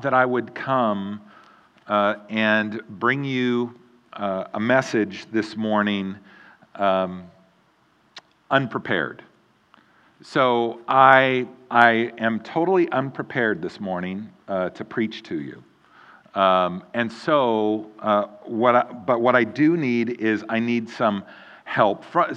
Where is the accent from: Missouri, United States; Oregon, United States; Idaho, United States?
Oregon, United States; Eugene; moved away as an adult; also born or lived in Mount Juliet, Tennessee; And now I live in Eugene, Oregon, back in my hometown where I grew up